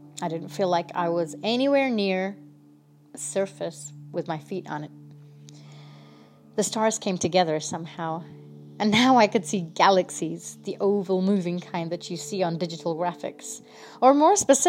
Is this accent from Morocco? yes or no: no; India; I'm from India